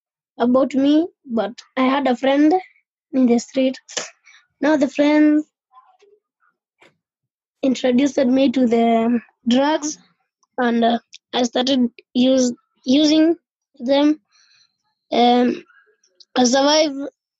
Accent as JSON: {"language": "English", "region": "Nairobi", "country": "Kenya", "tie": "born or raised there", "said": "I was born in Madare, in the slums of Madare. I had the full family."}